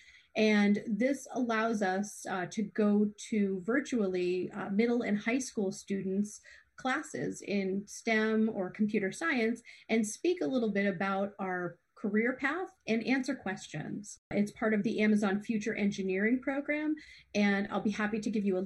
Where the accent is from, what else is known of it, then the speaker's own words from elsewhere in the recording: Hollis, Maine, United States; also born or lived in Lewiston, Maine; now in Wells, United States; I grew up in Hollis, Maine, went to Bonnie Eagle